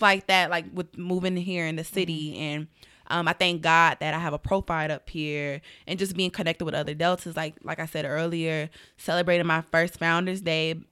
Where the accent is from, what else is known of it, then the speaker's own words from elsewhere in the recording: Atlanta, Georgia, United States; I am from Atlanta, Georgia.